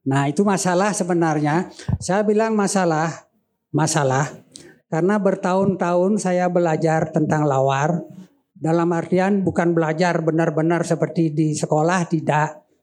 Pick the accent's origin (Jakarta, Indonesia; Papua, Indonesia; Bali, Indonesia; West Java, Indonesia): Bali, Indonesia; Tapi kita orang Bali umumnya lawar ya lawe itu terjemahannya banyak.